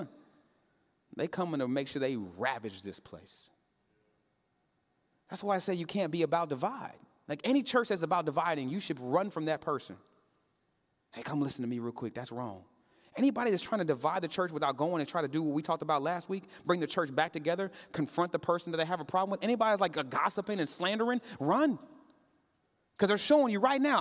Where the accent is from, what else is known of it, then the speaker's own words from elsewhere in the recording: Katy, Texas, United States; I grew up in Katy, Texas